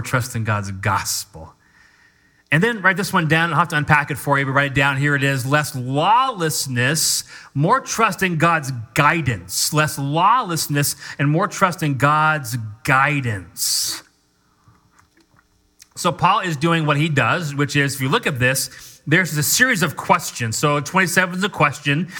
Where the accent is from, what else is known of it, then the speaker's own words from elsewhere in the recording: United States; I'm an American